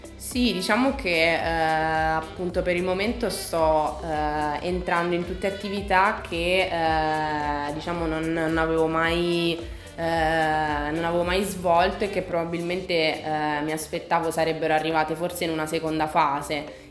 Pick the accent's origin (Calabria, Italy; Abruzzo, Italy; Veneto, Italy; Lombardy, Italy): Abruzzo, Italy; Pescara; also born or lived in Milan; sono ritornata a Pescara, che è la mia città natale, dove appunto attualmente vivo